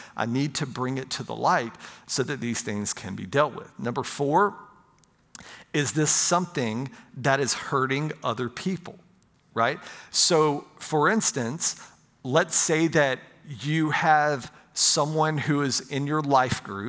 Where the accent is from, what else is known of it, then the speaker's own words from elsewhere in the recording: Pensacola, Florida, United States; I grew up in right outside of Pensacola, Florida